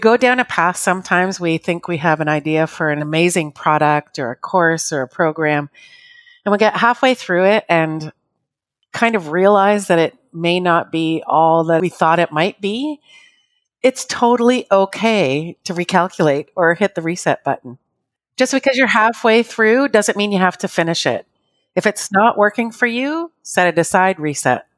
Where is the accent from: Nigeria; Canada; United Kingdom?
Canada; I'm Canadian